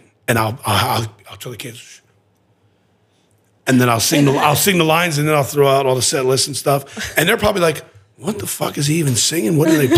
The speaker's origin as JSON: {"language": "English", "town": "Baltimore", "region": "Maryland", "country": "United States", "tie": "born or raised there", "said": "I was born and raised in Baltimore"}